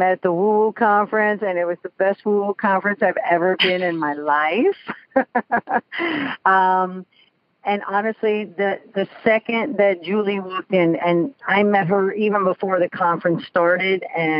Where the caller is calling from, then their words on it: Bethel, Connecticut, United States; I am calling from Bethel, Connecticut.